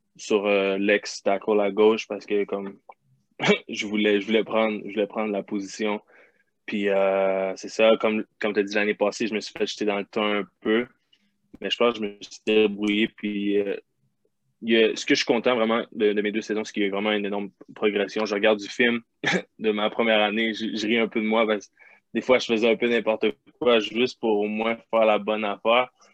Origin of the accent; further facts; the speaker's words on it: Quebec, Canada; moved away; on est québécois